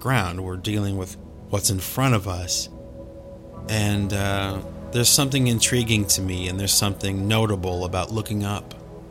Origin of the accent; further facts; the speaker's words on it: Cleveland, Ohio, United States; We grew up in Cleveland, Ohio